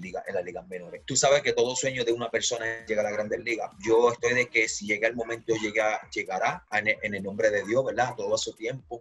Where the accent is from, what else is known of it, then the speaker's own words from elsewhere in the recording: Puerto Rico; now in Nicaragua; uno como boricua